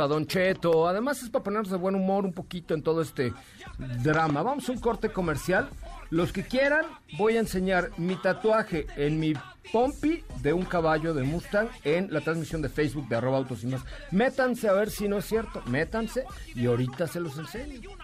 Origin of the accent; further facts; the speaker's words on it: Yucatán, Mexico; yo soy yucateco